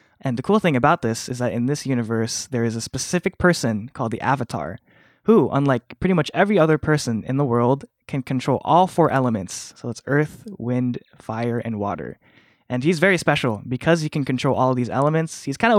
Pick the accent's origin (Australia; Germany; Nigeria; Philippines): Philippines; I was raised Catholic. I'm Filipino, so I'm kind of a cradle Catholic.